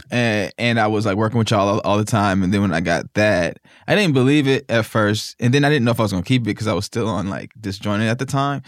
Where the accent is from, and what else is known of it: Naperville, Illinois, United States; born or raised there; moved away; also born or lived in Mississippi